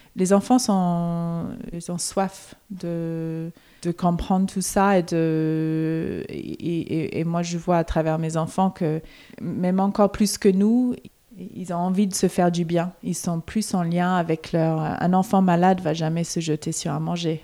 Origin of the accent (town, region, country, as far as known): Melbourne, Victoria, Australia; born or raised there; moved away